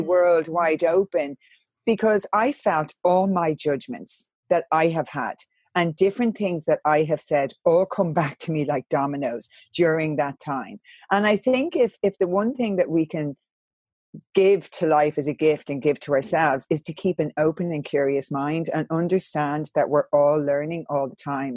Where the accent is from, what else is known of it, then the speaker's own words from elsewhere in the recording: Ireland; I'm from Catholic Ireland